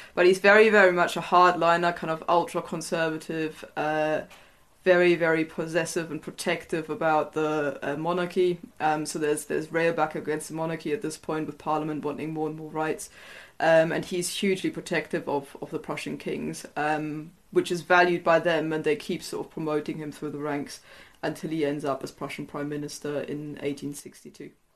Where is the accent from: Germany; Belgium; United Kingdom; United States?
Germany; East Germany; my own family background is I'm from East Germany, so um, I I sort of was born behind the Iron Curtain